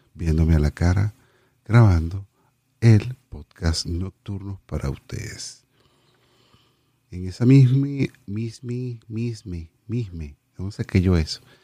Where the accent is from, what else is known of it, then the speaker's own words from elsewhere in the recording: Venezuela; moved away as an adult; nos vinimos, nos vinimos de Venezuela